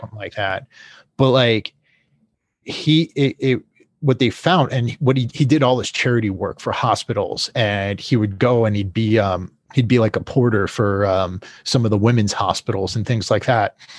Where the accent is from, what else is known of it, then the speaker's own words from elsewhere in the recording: United States; as an American